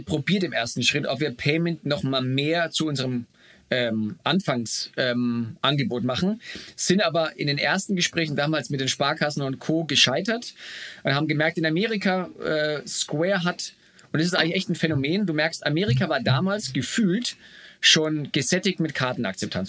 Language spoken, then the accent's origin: German; Bamberg, Bavaria, Germany; moved away as an adult; also born or lived in Munich / United States; now in Berlin, Germany; aus meiner Heimatstadt Bamberg